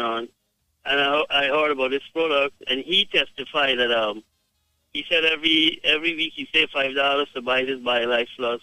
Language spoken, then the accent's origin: English; Guyana; I am from Guyana